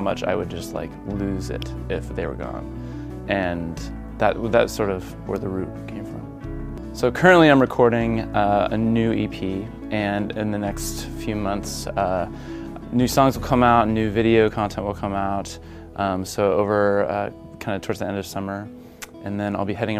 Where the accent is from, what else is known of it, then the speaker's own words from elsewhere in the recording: Seattle, Washington, United States; I'm from Seattle, Washington